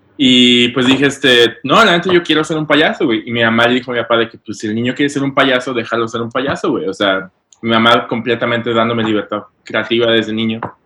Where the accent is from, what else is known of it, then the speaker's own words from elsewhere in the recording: León, Guanajuato, Mexico; moved away as an adult; now in New York, United States; yo soy de, León, Guanajuato